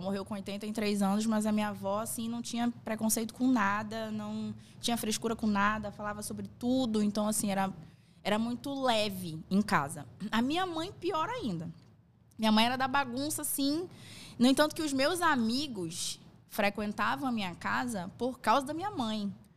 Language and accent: Portuguese; Manaus, Amazonas, Brazil; also born or lived in São Paulo; minha mãe ah. veio pra cá, pra Manaus, eu acho que eu tinha três anos. Eu nasci em São Paulo